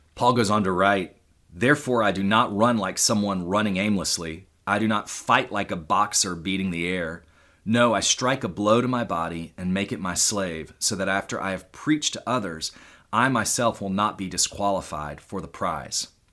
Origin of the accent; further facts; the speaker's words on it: Houston, Texas, United States; growing up in Houston, Texas